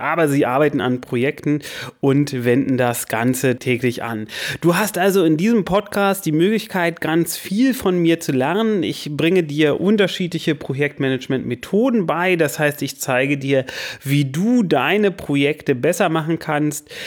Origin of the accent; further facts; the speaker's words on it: Berlin, Germany; moved away as an adult; also born or lived in Lower Saxony; now in Hanover, Germany; Ich bin in Berlin aufgewachsen